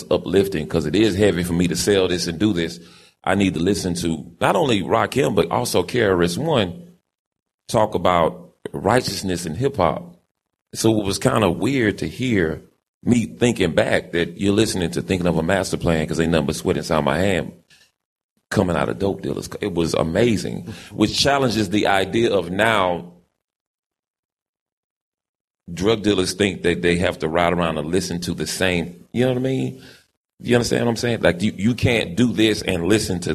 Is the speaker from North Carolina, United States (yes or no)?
yes; Winston-Salem, North Carolina, United States; I'm from Winston-Salem, North Carolina, born and raised